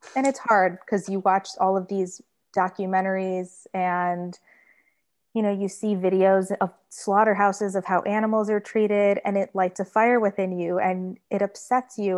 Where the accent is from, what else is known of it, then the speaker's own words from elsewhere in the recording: Michigan, United States; now in Florida, United States; I grew up in Michigan